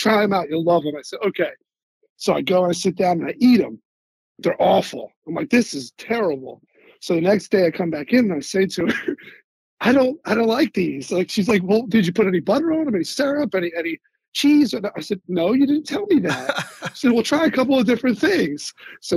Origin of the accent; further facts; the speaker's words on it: Philadelphia, Pennsylvania, United States; I'm from Philadelphia